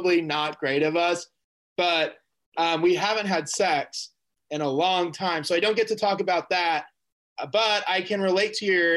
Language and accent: English; Kansas City, Missouri, United States; I grew up in Kansas City, Missouri